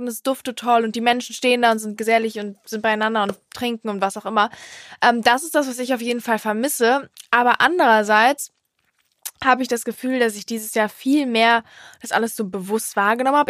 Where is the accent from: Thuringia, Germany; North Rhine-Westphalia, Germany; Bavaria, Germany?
North Rhine-Westphalia, Germany; Cologne; bei uns in Köln